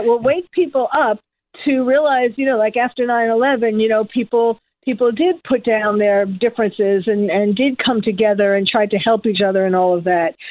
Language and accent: English; New York, United States; now in Beverly Hills, United States; I'm from New York